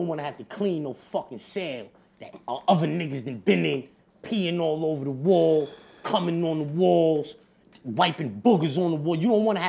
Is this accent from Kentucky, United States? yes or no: no; New York City, New York, United States; I'm from Corona